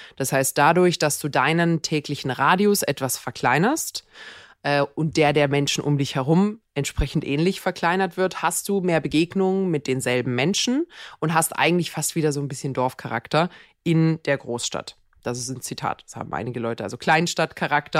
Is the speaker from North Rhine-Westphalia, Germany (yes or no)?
no; Mannheim, Baden-Württemberg, Germany; ich komme ja aus Mannheim. Mannheim ist ja jetzt kein Dorf.